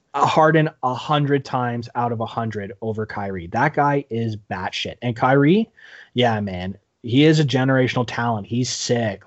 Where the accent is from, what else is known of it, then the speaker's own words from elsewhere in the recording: Canada; as a Canadian